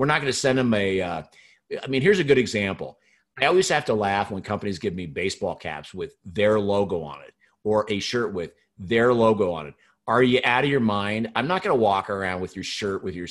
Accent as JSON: {"language": "English", "region": "Pacific Northwest", "country": "United States", "tie": "born or raised there", "said": "I grew up in the Pacific Northwest"}